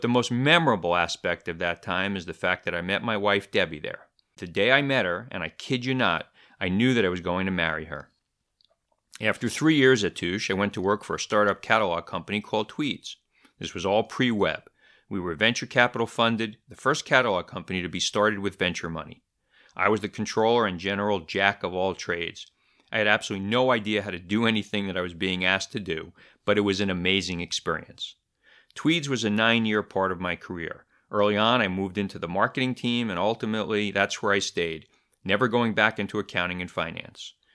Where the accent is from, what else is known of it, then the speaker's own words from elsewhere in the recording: New York City, New York, United States; also born or lived in Easton, Pennsylvania; I grew up in Brooklyn, New York